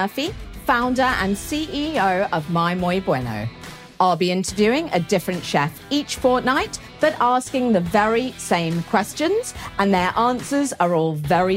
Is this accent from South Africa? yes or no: no; England, United Kingdom; I'm so English and so British